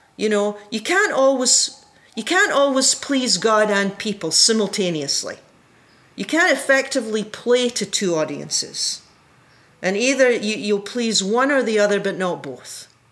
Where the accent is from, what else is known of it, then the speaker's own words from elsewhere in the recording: Scotland, United Kingdom; when I was a kid in Scotland, I was raised in the Presbyterian Church